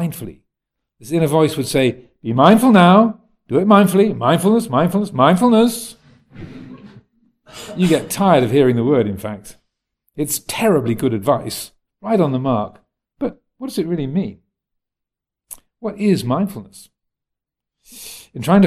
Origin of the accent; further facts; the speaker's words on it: United States; moved away; I was brought up in the States, where your whole life was about attaining something.